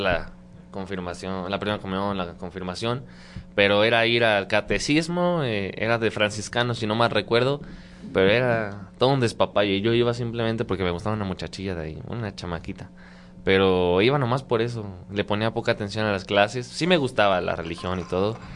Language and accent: Spanish; San Luis Potosí, Mexico; moved away as an adult; soy de San Luis Potosí, tengo 20 años, cumplidos apenas en febrero. Eh, de San Luis Potosí, exactamente de la capital, de ahí mero somos.